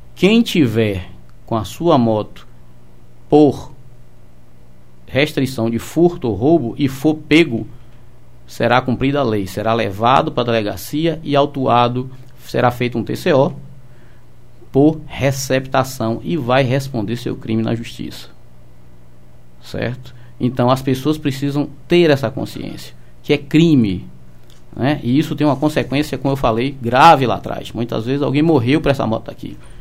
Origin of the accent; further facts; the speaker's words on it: Salvador, Bahia, Brazil; moved away as an adult; now in Seabra, Brazil; Sou natural de Salvador. É, trabalhei no interior, na cidade de Tabuna né, onde eu comandei a Companhia Especial do 15 Batalhão. Ah. E passei minha vida inteira em Salvador